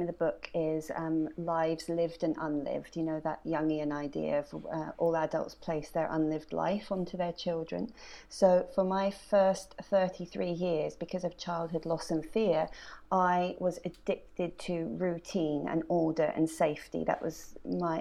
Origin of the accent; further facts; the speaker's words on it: North Devon-Cornwall border, South West England, United Kingdom; accent: North Devon; moved away as an adult; now in Lewes, United Kingdom; I grew up on the North Devon-Cornwall border on the coast, and then I moved here at 18, and I've been here ever since